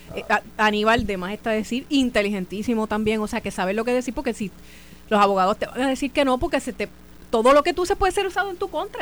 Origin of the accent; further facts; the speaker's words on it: Carolina, Puerto Rico; mi pueblo de Calorina